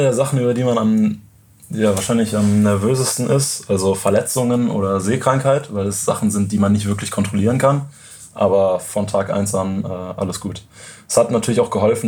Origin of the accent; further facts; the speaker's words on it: near Cologne, North Rhine-Westphalia, Germany; moved away; ich bin in der Nähe von Köln aufgewachsen